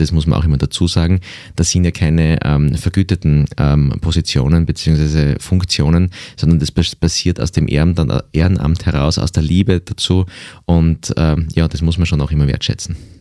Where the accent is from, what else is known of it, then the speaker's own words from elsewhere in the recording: Graz, Styria, Austria; ich bin ja in der Stadt aufgewachsen, in Graz